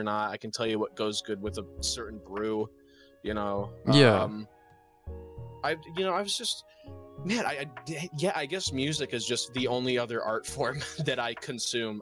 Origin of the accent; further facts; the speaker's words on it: Michigan, United States; I'm from Michigan